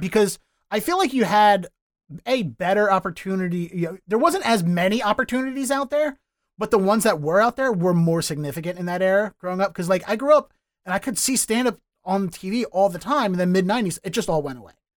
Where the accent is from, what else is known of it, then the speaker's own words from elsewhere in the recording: Baltimore, Maryland, United States; moved away as an adult; now in Boston, United States; Born and raised in Baltimore, started there, moved here